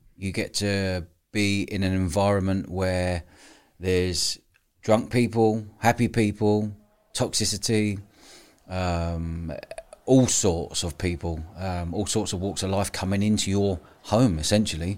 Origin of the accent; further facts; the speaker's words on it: London, United Kingdom; I grew up in pubs, living above pubs in London